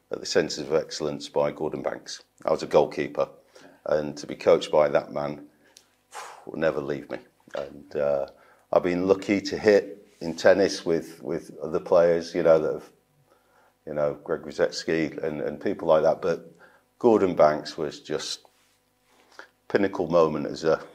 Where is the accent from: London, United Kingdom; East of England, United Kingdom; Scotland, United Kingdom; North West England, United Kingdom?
North West England, United Kingdom; Manchester; moved away; also born or lived in Northampton; I come from Manchester. I grew up in Manchester.